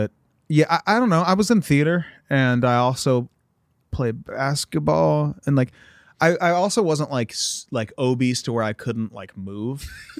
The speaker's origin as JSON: {"language": "English", "region": "Ohio", "country": "United States", "said": "I'm from Northern Ohio."}